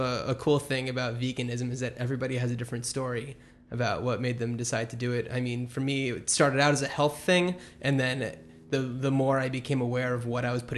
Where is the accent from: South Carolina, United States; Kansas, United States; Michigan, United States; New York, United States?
New York, United States; the New York area, United States; also born or lived in East Coast; now in Los Angeles, United States; I'm from the New York area